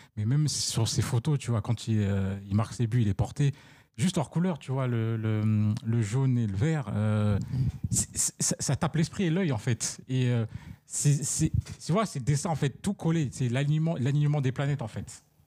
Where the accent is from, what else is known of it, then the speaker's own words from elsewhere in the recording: Paris, Île-de-France, France; je suis parisien